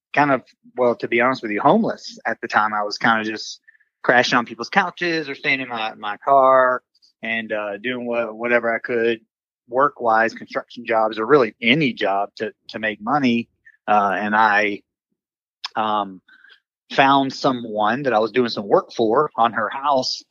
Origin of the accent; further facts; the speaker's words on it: Villa Rica, Georgia, United States; now in Tampa, United States; I'm from Villarica, Georgia, small little town outside of Atlanta anymore. It's grown, but when I was growing up there, I grew up on a dead end dirt road out in the sticks.